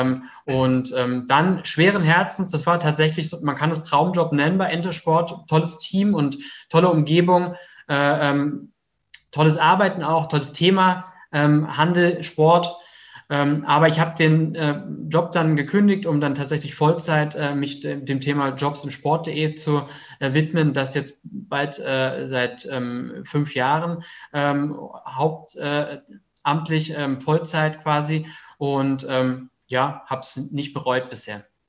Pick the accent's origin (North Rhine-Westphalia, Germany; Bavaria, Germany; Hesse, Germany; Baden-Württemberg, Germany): Baden-Württemberg, Germany; Heidelberg region; 33 Jahre alt, komme aus der Region Heidelberg